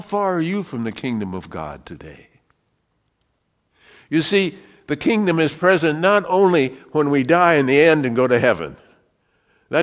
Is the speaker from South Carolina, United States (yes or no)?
no; Wyoming, United States; I was from Wyoming